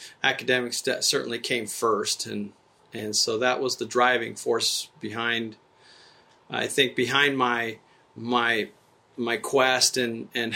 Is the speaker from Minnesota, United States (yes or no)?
no; Tucson, Arizona, United States; also born or lived in Nuevo Casas Grandes, Chihuahua, Mexico; growing up in Tucson, Arizona is where I grew up